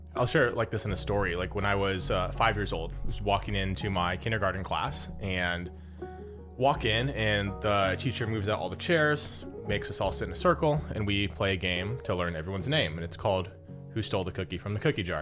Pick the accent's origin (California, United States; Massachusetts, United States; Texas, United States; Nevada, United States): Nevada, United States; Las Vegas; moved away; I was born and raised in Vegas